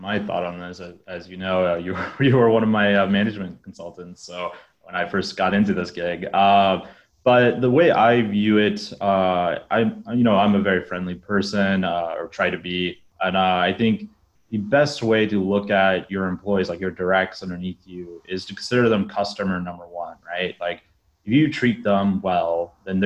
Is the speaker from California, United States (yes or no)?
no; Alaska, United States; moved away as an adult; now in Southeast Asia; I'm originally from Alaska